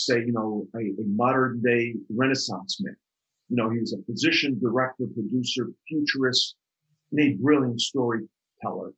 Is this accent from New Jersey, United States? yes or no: yes; outside New York City, New Jersey, United States; ever since I was a little kid growing up outside New York City in New Jersey